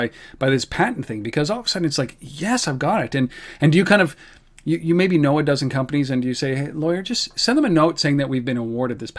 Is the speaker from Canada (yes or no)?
yes; Canada; We're Canadian